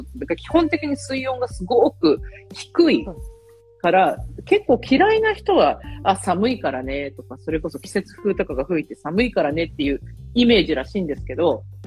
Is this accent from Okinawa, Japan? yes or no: no; Yokohama, Kanagawa, Japan; now in Malta; 私、ほら、出身横浜 ですけど